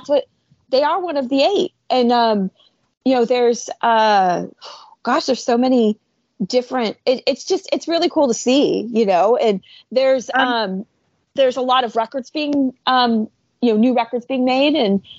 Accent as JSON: {"language": "English", "country": "United States", "said": "being American"}